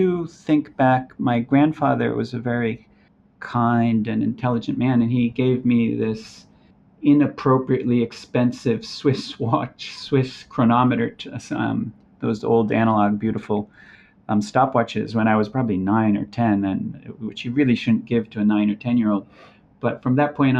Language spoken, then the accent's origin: English; Brazil; now in Los Angeles, United States; We grew up in Brazil